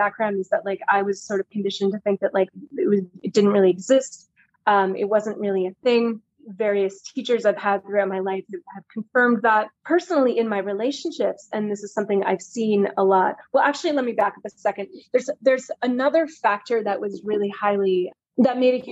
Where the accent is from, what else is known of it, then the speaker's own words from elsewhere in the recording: San Francisco, California, United States; I grew up in San Francisco